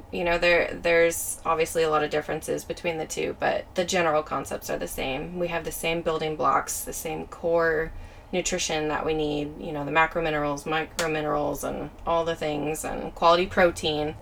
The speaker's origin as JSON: {"language": "English", "town": "Auburn", "region": "California", "country": "United States", "tie": "born or raised there", "also_born_or_lived": "Valley Springs, California", "said": "I'm originally from Auburn Grass Valley area. Okay. So kind of northern foothills, California"}